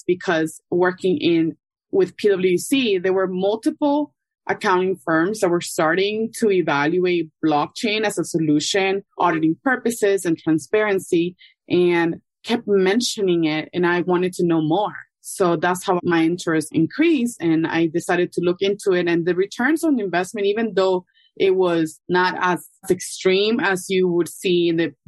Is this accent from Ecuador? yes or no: yes; Ecuador; also born or lived in New York City, United States; now in Miami, United States; I'm originally from Ecuador and I've been in Miami for over 10 years